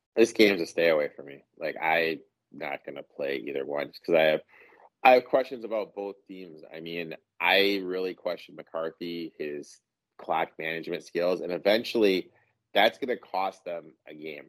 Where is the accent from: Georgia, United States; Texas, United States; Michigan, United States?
Michigan, United States; Mount Pleasant; I grew up in Mount Pleasant